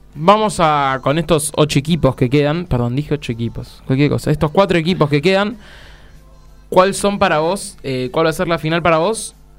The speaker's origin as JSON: {"language": "Spanish", "country": "Argentina", "said": "solo somos argentinos"}